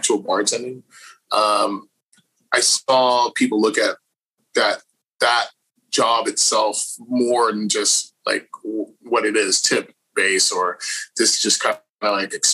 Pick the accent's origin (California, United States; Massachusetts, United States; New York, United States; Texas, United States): Texas, United States; Houston; moved away as an adult; now in Austin, United States; I was originally from Houston, Texas. I've been here in Austin for about 10 years now